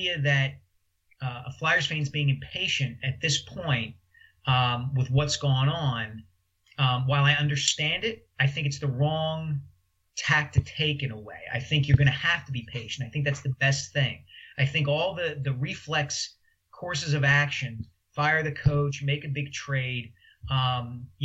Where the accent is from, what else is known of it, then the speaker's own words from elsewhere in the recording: Philadelphia, Pennsylvania, United States; moved away as an adult; also born or lived in New York; I came back to Philadelphia when the Inquirer hired me